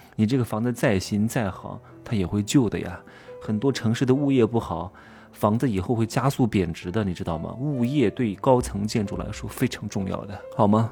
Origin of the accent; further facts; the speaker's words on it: Wuhu, Anhui, China; moved away; 那我老家是安徽芜湖的